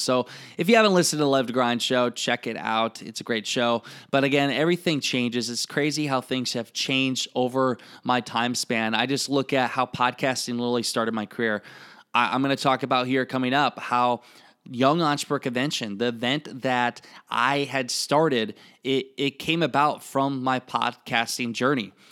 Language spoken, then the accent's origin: English; Iowa, United States; accent: Iowa; I still have my Iowa accent or how I talk